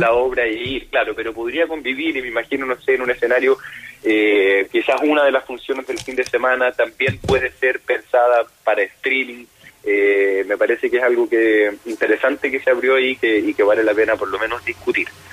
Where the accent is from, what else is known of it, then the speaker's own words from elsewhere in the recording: Punta Arenas, Magallanes and Chilean Antarctica, Chile; moved away; Yo soy de, de Punta Arena